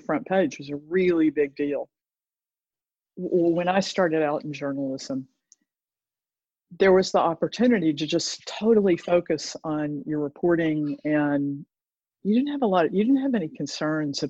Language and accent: English; Chattanooga, Tennessee, United States; also born or lived in New York City / Cortes Island; now in Vancouver, Canada; I'm from Chattanooga, Tennessee. And Chattanooga is a very interesting place. It certainly was when I was growing up there.